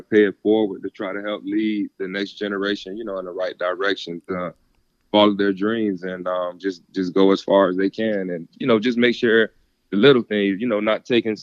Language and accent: English; South Florida, United States; I grew up here in South Florida